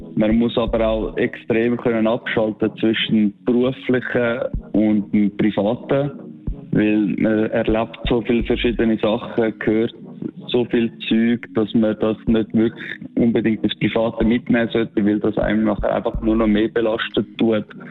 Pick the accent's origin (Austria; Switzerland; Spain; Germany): Switzerland; weil das meine Heimat ist